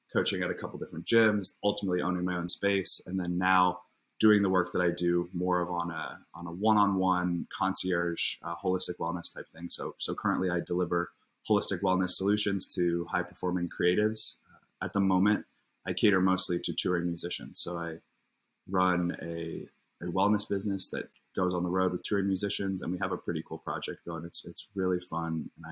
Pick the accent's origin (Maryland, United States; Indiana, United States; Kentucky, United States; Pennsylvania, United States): Indiana, United States; Indianapolis; moved away as an adult; now in Los Angeles, United States; I was born in Indianapolis, Indiana. Grew up there, had a nice childhood